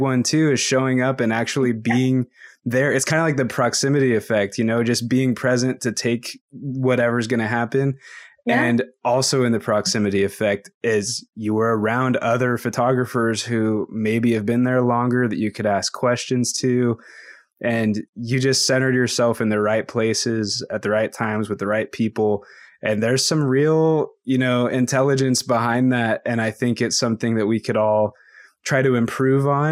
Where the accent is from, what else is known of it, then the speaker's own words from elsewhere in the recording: Idaho, United States; I'm from Idaho